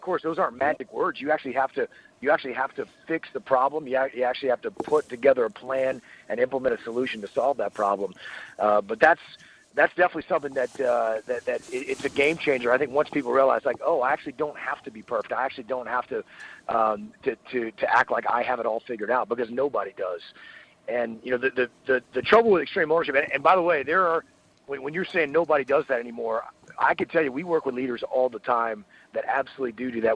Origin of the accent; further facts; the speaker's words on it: Piney Woods, southeast Texas, United States; moved away as an adult; also born or lived in Annapolis, Maryland / San Diego, California; I am from deep southeast Texas, what we call the Piney Woods